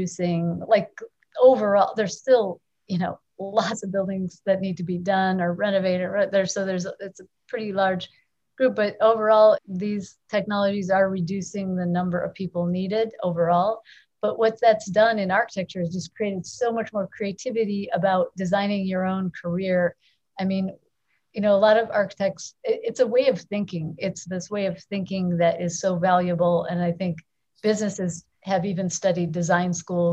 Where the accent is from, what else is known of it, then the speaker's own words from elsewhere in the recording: Chicago, Illinois, United States; it's my hometown